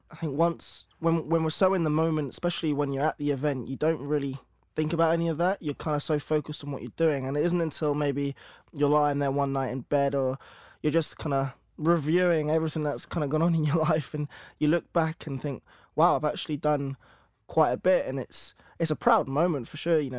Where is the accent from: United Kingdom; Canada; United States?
United Kingdom; So um, I'm a British wheelchair tennis player.